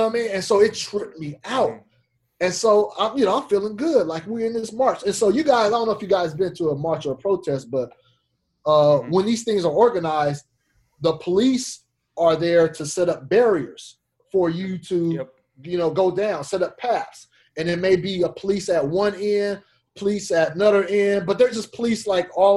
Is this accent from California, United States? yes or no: yes; Fresno, California, United States; moved away as an adult; now in San Jose area, United States; my hometown of Fresno